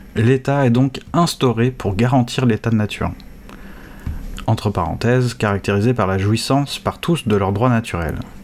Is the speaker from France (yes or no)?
yes; France; en tant que Français